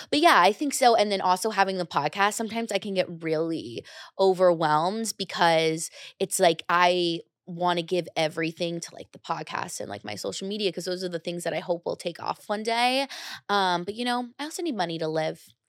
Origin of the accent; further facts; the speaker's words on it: United States; now in New York City, United States; I grew up right outside New York